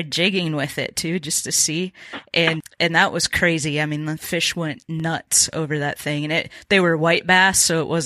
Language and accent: English; Minnesota, United States; I grew up in Minnesota